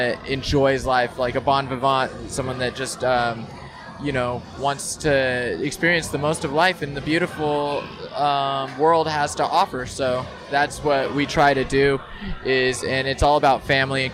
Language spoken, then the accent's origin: English; Idaho, United States; moved away; also born or lived in California; growing up there in Idaho. And so growing up there, and although I was born in California